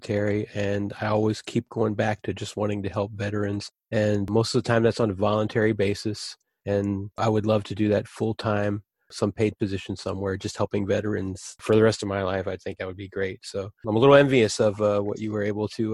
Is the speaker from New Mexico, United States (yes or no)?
no; Cincinnati, Ohio, United States; I'm from Cincinnati. You know that? That's where I was born and raised.